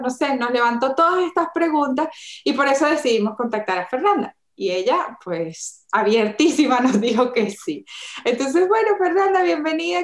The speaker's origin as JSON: {"language": "Spanish", "country": "Venezuela", "said": "yo soy de Venezuela"}